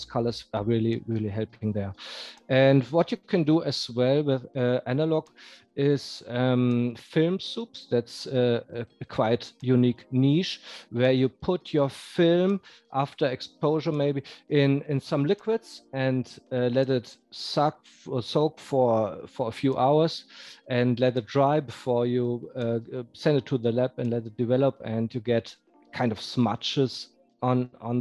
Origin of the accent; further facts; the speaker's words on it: North Rhine-Westphalia, Germany; moved away as an adult; now in Munich, Germany; I'm living in Munich, but I'm from Westphalia in Germany, in the middle of Germany. And I moved to Munich 6 years ago